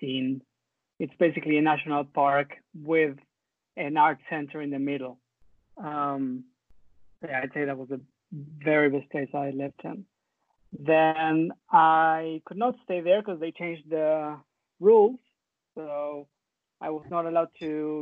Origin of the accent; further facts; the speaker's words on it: Argentina; moved away as an adult; also born or lived in Canada; I lived in Argentina until I was 25, but I never liked it